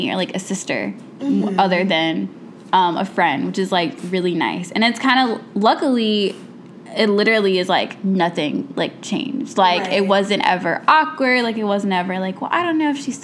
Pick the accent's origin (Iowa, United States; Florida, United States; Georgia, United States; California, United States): Georgia, United States; Atlanta; moved away as an adult; also born or lived in Miami; now in Chicago, United States; I grew up in Atlanta, so we don't usually get hit by hurricanes